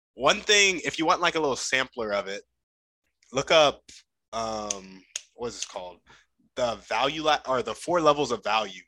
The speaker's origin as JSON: {"language": "English", "country": "United States", "tie": "born or raised there", "said": "growing up in America, you only really learn English"}